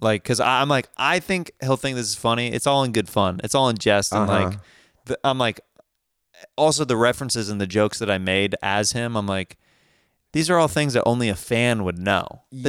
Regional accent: Kansas, United States; growing up in Kansas, we did not have a professional team.

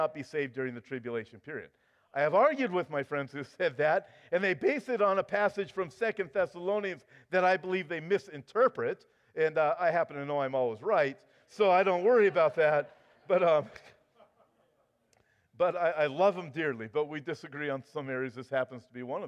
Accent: United States; now in California, United States; I'm an American

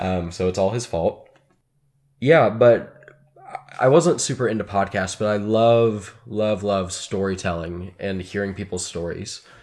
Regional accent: Dallas, Texas, United States; moved away as an adult; also born or lived in Chicago; now in Northwest Arkansas, United States; I was from Dallas, went to school in Chicago

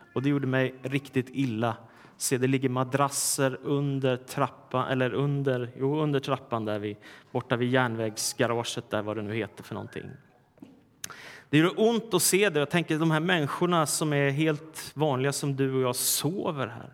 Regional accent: Sweden; när jag var liten i Sverige

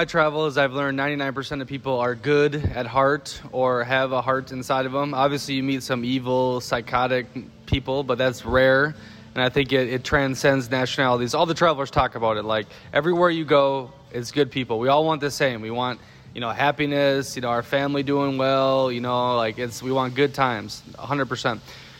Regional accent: Midwest, United States; moved away as an adult; I grew up in the Midwest of America

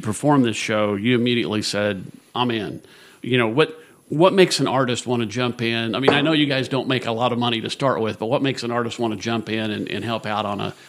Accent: Danville, United States; I'm from Danville.

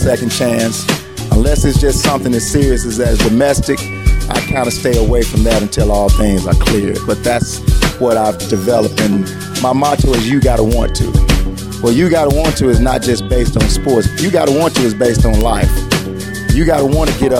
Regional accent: Tuscaloosa, Alabama, United States; moved away; also born or lived in Chicago; I'm from Tuscaloosa, Alabama. Played in Northside High School

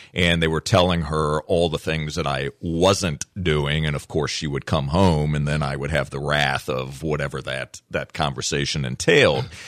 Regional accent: Virginia, United States; I grew up in Virginia

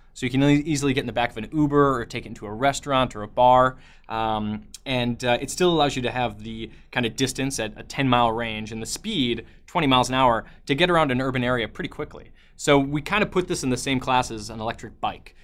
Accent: Chicago, Illinois, United States; also born or lived in New Zealand; I grew up in Chicago, um, in the Midwest, and went to school there

